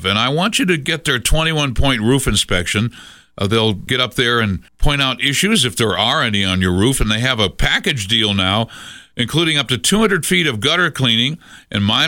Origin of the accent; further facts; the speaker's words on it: New England, United States; now in Colorado Springs, United States; I grew up in New England, and we had, when I was a kid, those magnificent American elms